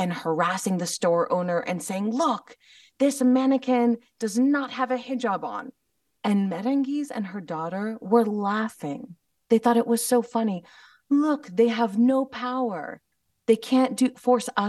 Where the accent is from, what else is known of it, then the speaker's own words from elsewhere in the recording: United States; growing up in the West, growing up in America